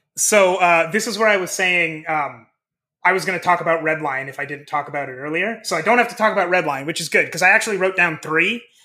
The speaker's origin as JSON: {"language": "English", "region": "Midwest", "country": "United States", "tie": "born or raised there", "said": "I grew up in the Midwest, in the States"}